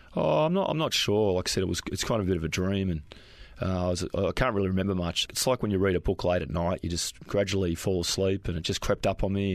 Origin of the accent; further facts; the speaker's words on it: Springvale, Victoria, Australia; we grew up in uh, Springvale